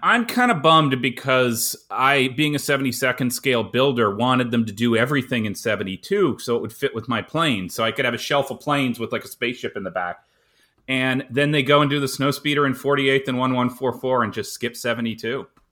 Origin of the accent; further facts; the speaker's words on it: Canada; I'm a Canadian